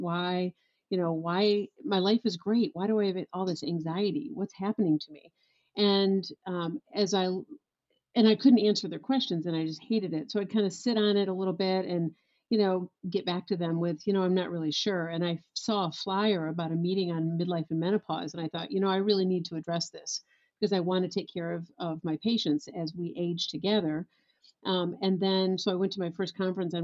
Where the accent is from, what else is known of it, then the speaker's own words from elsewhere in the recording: West Michigan, United States; I born and raised in West Michigan